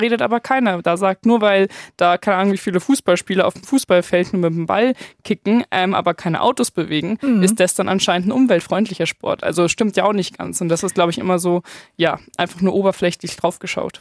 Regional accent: Munich, Bavaria, Germany; Ich komme ja aus München

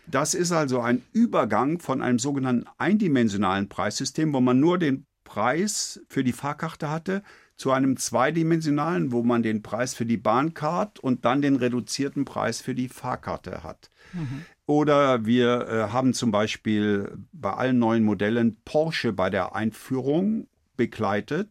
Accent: Eifel, Rhineland-Palatinate, Germany; accent: Eifel Platt; moved away; ich mich aus dem kleinen Eifeldorf in die Welt Globalia emporgearbeitet

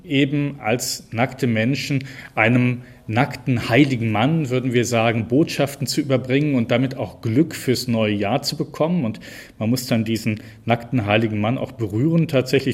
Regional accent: Cologne, North Rhine-Westphalia, Germany; also born or lived in Bergisches Land; ich komme ja gebürtig aus Köln

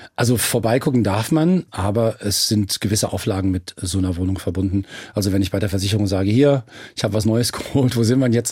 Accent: Frankfurt am Main, Hesse, Germany; ich bin Frankfurter von ganzem Herzen

